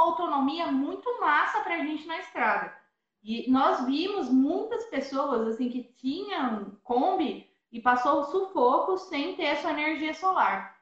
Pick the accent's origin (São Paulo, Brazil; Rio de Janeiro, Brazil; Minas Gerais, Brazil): Minas Gerais, Brazil; Paraisópolis; also born or lived in São José dos Campos; Que eu sou do sul de Minas, aqui dessa cidade que chama Paraisópolis